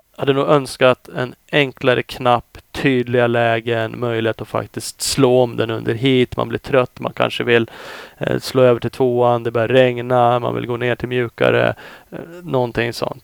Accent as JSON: {"language": "Swedish", "country": "Sweden", "said": "jag är från Sverige"}